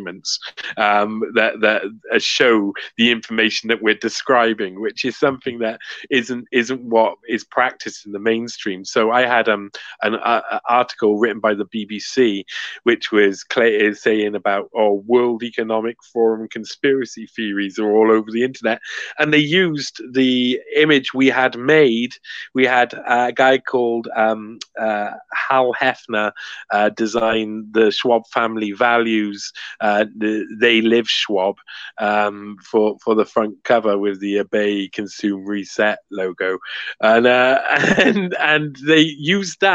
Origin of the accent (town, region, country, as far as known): Cardiff, Wales, United Kingdom